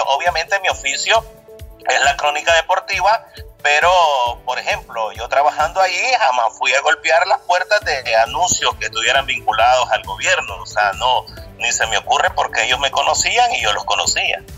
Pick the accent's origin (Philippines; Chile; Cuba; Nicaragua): Nicaragua; Camoapa, Boaco; Yo soy de Camuapa, en el departamento de Puaco